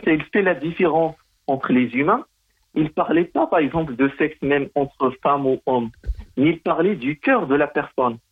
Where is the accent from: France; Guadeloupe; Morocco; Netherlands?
Morocco; c'est mon pays natal